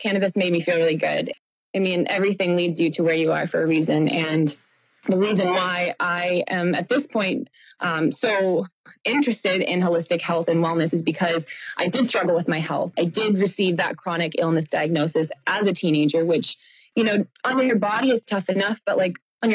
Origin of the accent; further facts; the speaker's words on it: Boston, Massachusetts, United States; I am from Boston, just south